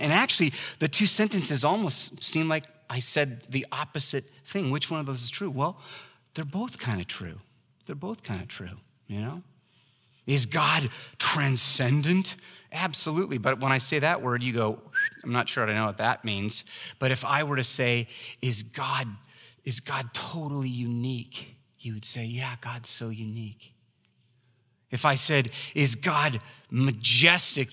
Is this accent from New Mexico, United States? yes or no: no; Oregon, United States; I was raised in Oregon